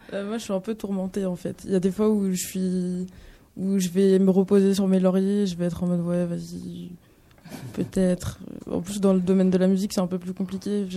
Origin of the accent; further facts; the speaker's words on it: France; j'habite en France, j'ai grandi en France